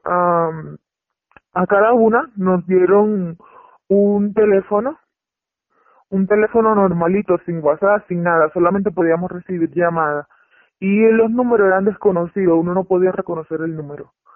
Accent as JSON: {"language": "Spanish", "country": "Venezuela", "moved": "as an adult", "lives_now": "Mexico", "said": "Yo soy de Venezuela"}